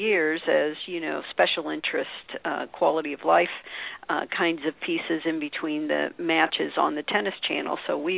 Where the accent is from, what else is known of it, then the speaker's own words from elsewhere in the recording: St. Louis, Missouri, United States; I'm originally from St. Louis. I grew up in St. Louis, so